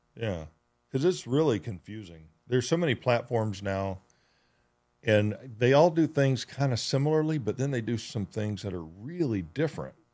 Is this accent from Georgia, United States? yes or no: yes; Georgia, United States; moved away; I grew up in Georgia, and where I grew up in Georgia